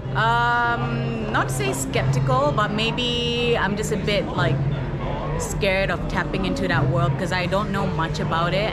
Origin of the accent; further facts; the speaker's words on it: Kuala Lumpur, Malaysia; born and raised in KL, but I'm half Malay, half Finnish